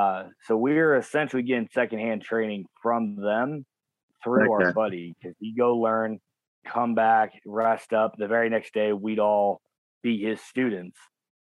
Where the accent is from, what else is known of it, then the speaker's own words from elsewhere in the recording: United States; Well, I'm, as you guys would call, Bogan. I'm an American redneck. So I didn't have money growing up